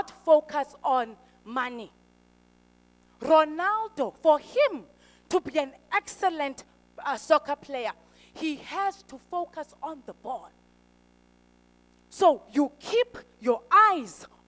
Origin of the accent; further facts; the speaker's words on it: Eastern Cape, South Africa; I'm from the Eastern Cape